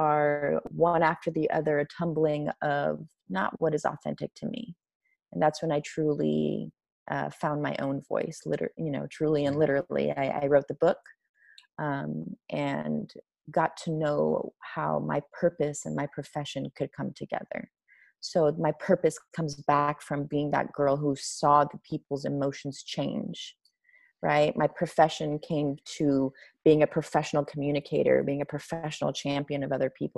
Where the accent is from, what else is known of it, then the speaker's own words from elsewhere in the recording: Iran; moved away; growing up in Iran during an Islamic revolution